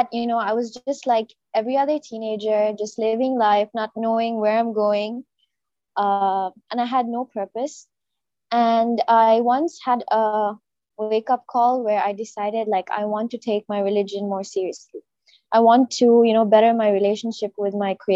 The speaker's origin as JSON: {"language": "English", "town": "Riyadh", "region": "Riyadh Province", "country": "Saudi Arabia", "tie": "born or raised there", "moved": "as an adult", "lives_now": "Jeddah, Saudi Arabia", "said": "I was born and raised in Riyadh, so almost all my life was spent in Saudi Arabia"}